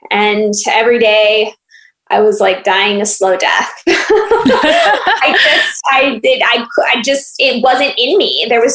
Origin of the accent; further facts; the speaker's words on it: Iowa, United States; moved away as an adult; also born or lived in Phoenix, Arizona; I am originally from Iowa and born and raised there.